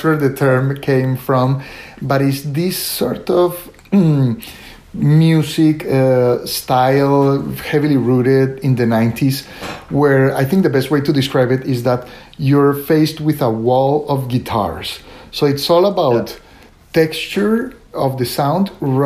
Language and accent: English; Colombia; moved away as an adult; also born or lived in Italy / Atlanta; I was born and raised in Colombia, and I stayed in Colombia for the longest time until I finished medical school